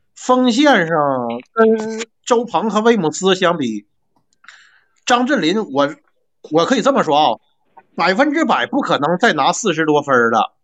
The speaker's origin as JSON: {"language": "Chinese", "region": "Northeast China", "country": "China", "accent": "Northeastern (Dongbei)", "said": "我是辽宁的球迷，我估计你也听得我东北的口音了"}